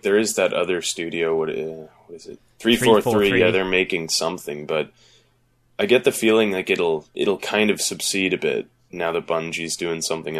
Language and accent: English; Canada; Hey, well, I'm Canadian and I play Madden, so there you go.